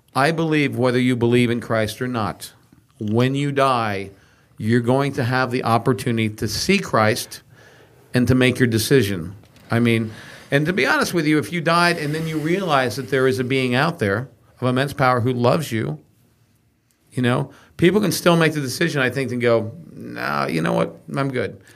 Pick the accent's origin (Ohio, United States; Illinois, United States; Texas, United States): Texas, United States; I grew up in Texas